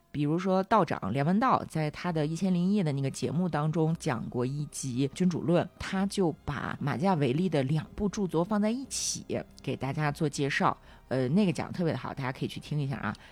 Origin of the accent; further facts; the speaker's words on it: China; 我们中国人